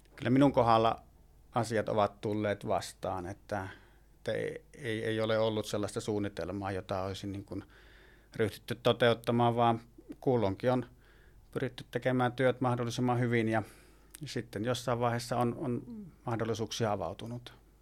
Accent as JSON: {"language": "Finnish", "town": "Puumala", "region": "South Savo", "country": "Finland", "tie": "born or raised there", "also_born_or_lived": "Lappeenranta", "moved": "as an adult", "lives_now": "Jämsä, Finland", "said": "Puumalasta olen kotoisin aikoinaan"}